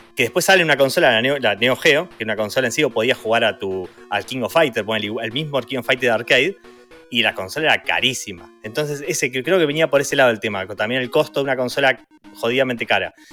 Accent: Mar del Plata, Buenos Aires Province, Argentina; yo crecí en Mar del Plata

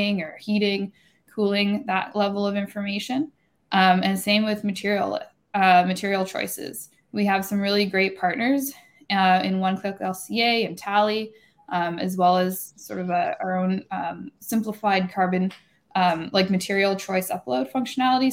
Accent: Canada; I'm up here in Toronto as a Canadian

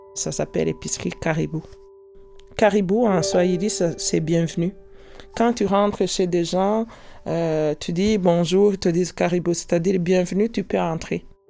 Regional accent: Rwanda; moved away as an adult; now in Quebec, Canada; Je suis née au Rwanda et j'ai vécu au Rwanda jusqu'à 35 ans

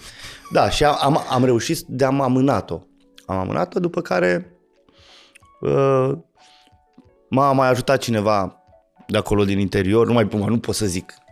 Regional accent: Petroșani, Hunedoara County, Romania; fiind din Petroșani, eram rocker

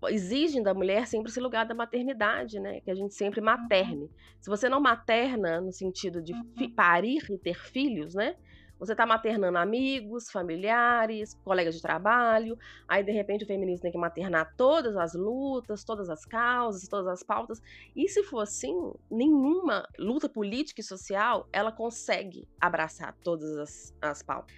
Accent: Belo Horizonte, Minas Gerais, Brazil; eu sou de Minas Gerais, Belo Horizonte

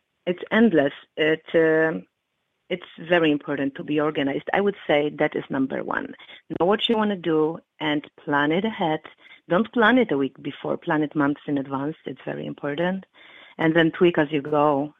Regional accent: Chicago, Illinois, United States; I am from Chicago, and currently I live in Chicago.

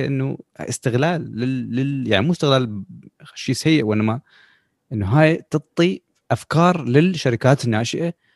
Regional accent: Iraq; احنا كشعب خلينا نقول بالعراق

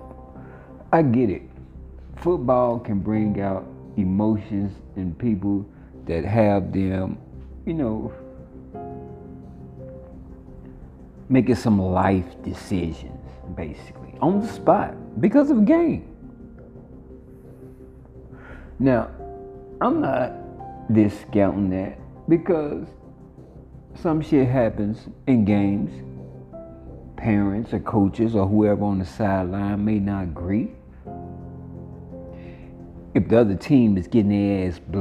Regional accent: Monroe, Louisiana, United States; moved away; Monroe, Louisiana, like I said, that's my heaven on earth. Regardless of how small it is, regardless of what we don't have and what we do have, I love my hometown to the fullest

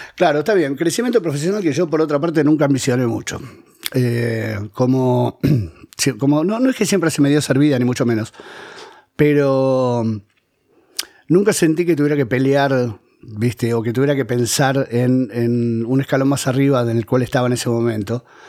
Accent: Buenos Aires, Argentina; also born or lived in Ezeiza / Mar del Plata; mi primer depto en realidad fue un depto de la boca que heredé de mi vieja, yo vivía con ella

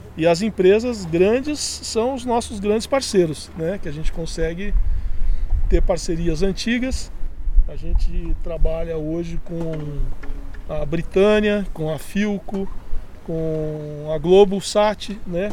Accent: Jacarezinho, Paraná, Brazil; now in Curitiba, Brazil; Jacarezinho por ser minha terra natal e eu tenho um compromisso histórico com essa cidade

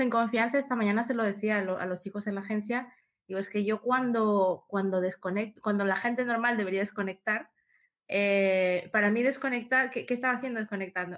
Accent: Peru; moved away; yo nací en Perú, empecé a estudiar allá, ingeniería informática

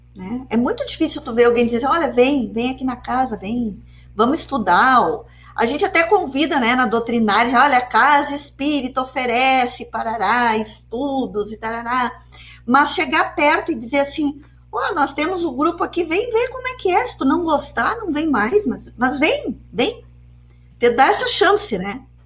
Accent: Porto Alegre, Rio Grande do Sul, Brazil; now in Uruguaiana, Brazil; eu sou de Porto Alegre, eu cheguei aqui em Uruguaiana uh, faz um tempinho já

